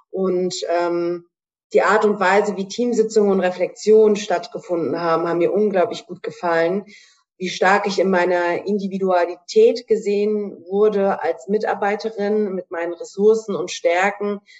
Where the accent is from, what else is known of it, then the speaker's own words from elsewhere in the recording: Hanau, Hesse, Germany; Ich komme aus Hanau in Hessen